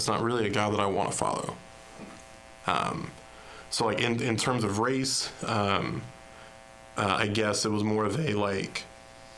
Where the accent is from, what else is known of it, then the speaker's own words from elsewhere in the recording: Ironton, Ohio, United States; born and raised in Ironton, Ohio